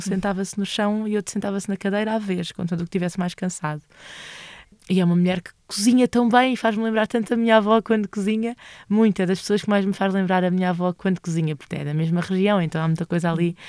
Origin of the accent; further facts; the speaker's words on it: Loures, Lisbon, Portugal; moved away as an adult; also born or lived in Santo António dos Cavaleiros; now in Elvas, Portugal; cresci em Loures